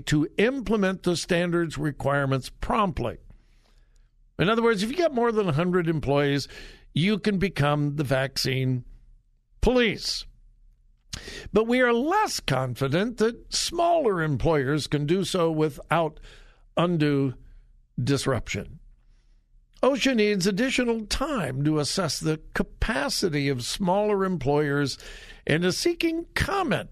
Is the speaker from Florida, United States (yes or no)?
no; Southern California, United States; moved away; I'm from Southern California. It's been many, many years ago